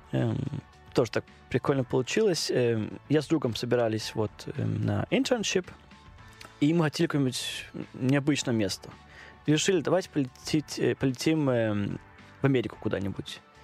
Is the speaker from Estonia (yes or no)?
no; Denmark; accent: Danish; Russian is a second language; moved away as an adult; also born or lived in Odesa, Ukraine; now in Moscow, Russia; я родился в Одессе, и когда было лет 5-6 примерно, а, мама поехала в Данию. Э, Встретил моего отчима, и я вот да, с ней поехал, эм, и начал там в школу, и начал первую часть жизни эм, в Дании